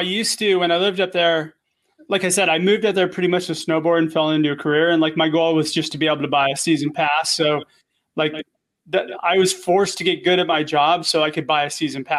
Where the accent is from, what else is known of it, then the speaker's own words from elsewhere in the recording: Agoura Hills, California, United States; moved away as an adult; also born or lived in Idaho / Hawaii; now in Orange County, United States; I grew up in Agoura Hills, which is like Ventura County. Yeah. In the Ventura County side. So it's LA, Ventura County, kind of right there.